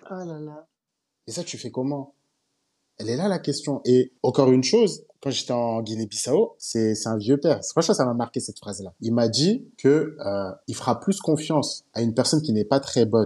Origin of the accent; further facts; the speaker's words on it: Côte d’Ivoire; je rentre chez moi en Côte d'Ivoire